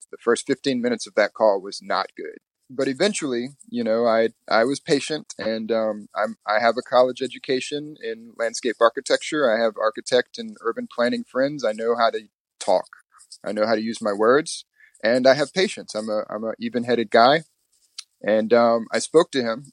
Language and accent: English; Mississippi, United States; moved away as an adult; also born or lived in Louisiana; now in New York City, United States; I moved with my mother to live with my grandparents in Mississippi, and I grew up there in Mississippi with the white side of my family